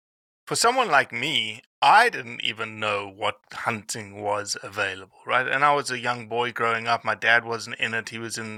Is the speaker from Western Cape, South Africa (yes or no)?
no; Johannesburg, Gauteng, South Africa; I grew up in Johannesburg, South Africa. For those that don't know, 8.5 million people. It's probably 10 million people today. And I grew up to a family that was steeped in hunting heritage.